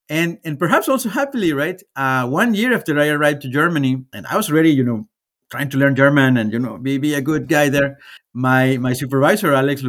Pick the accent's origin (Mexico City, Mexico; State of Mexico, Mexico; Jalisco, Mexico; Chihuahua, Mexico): Jalisco, Mexico; Guadalajara; born there; So I was born in Mexico, right? In the beautiful city of Guadalajara, right? Which is one of the largest cities in Mexico.